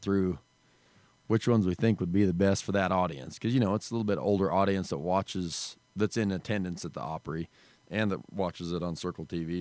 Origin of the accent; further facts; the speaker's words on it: Wyoming, United States; we grew up in Wyoming. There's no music scene